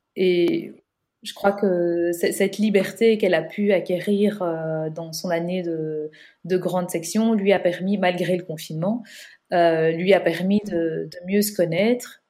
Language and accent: French; Belgium; on est belge